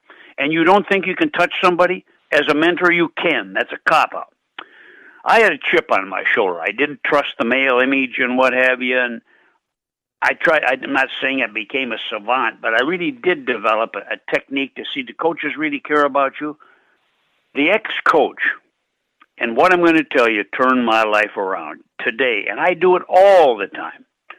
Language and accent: English; Minot, North Dakota, United States; But I was born in Minot, North Dakota, on a freezing Halloween night, 1935.